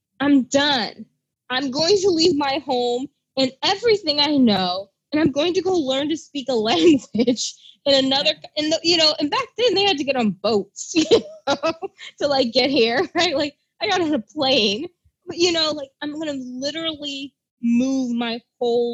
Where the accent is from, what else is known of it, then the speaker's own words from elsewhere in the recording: St. Louis, Missouri, United States; moved away as an adult; now in Paris, France; little girl growing up in St. Louis, Missouri, Midwestern life, you know, nice, normal, suburban